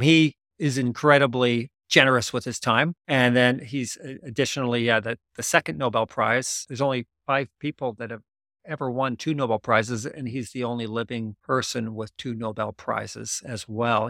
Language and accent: English; Canada; as a Canadian